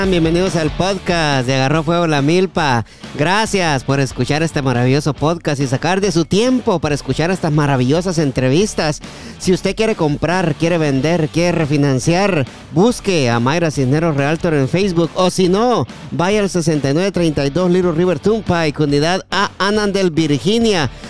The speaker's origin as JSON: {"language": "Spanish", "country": "Guatemala", "said": "Sí, y es un deporte que también en, en mi país, Guatemala, hay programas especialmente para el fútbol americano."}